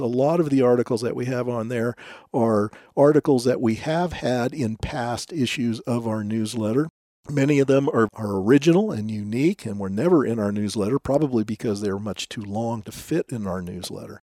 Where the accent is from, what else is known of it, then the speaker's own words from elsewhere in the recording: Southern California, United States; many of whom I grew up with living in Southern California at the time